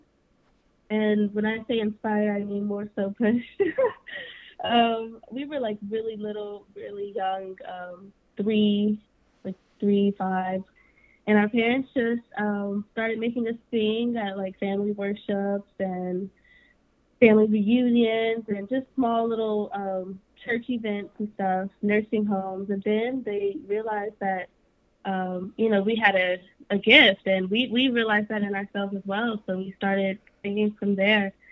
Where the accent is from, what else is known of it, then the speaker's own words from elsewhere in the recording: Huntsville, Alabama, United States; also born or lived in Atlanta, Georgia; We're originally from Huntsville, Alabama